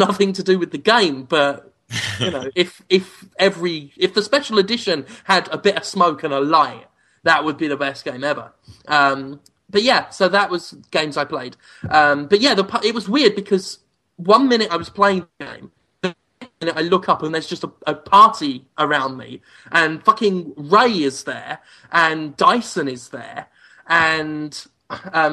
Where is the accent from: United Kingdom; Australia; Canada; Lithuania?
United Kingdom; England; now in Mississippi, United States; as an Englishman